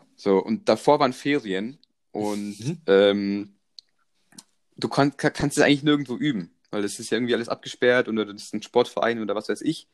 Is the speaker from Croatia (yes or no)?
yes; Croatia; ich komme aus Kroatien